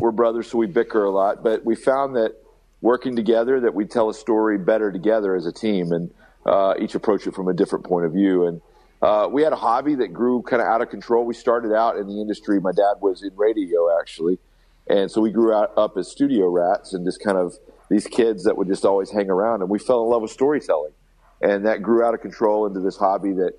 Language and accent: English; Alabama, United States; we're kids from Alabama